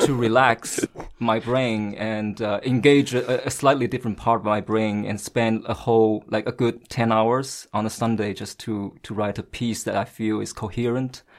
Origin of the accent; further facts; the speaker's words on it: Shanghai, China; English is a second language; moved away as an adult; also born or lived in Washington, D.C.; now in Beijing, China; I happen to be born and raised in Shanghai